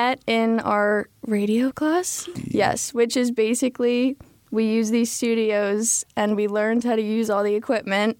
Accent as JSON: {"language": "English", "area": "Montgomery County, near Philadelphia", "region": "Pennsylvania", "country": "United States", "said": "I'm from Montgomery County, like 45 minutes from Philly"}